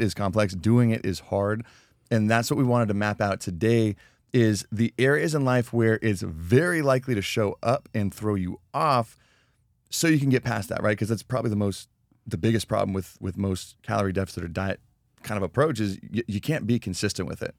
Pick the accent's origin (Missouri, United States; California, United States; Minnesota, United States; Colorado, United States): Colorado, United States; growing up in Colorado, you'd go back in the Rocky Mountains